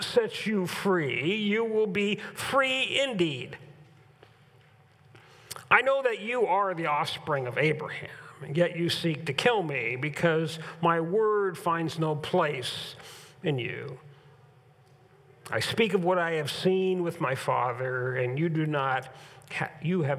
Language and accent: English; United States; we enjoy as being Americans